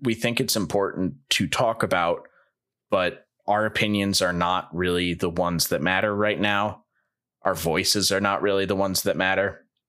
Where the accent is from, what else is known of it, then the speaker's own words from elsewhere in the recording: St. Louis, Missouri, United States; I'm from Saint Louis